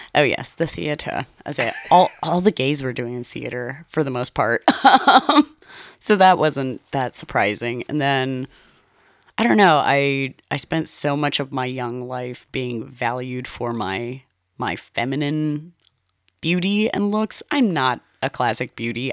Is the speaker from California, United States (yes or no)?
yes; Los Angeles, California, United States; also born or lived in Shadow Hills, Los Angeles; I grew up in Los Angeles. I originally grew up in the like, in the Van Nuys area